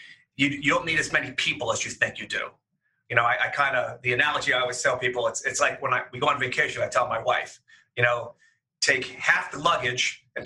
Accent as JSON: {"language": "English", "town": "Pittsburgh", "region": "Pennsylvania", "country": "United States", "tie": "born or raised there", "also_born_or_lived": "Seattle, Washington", "moved": "as an adult", "lives_now": "Cleveland, United States", "said": "I'm a native Midwestern boy. I grew up in the Pittsburgh area."}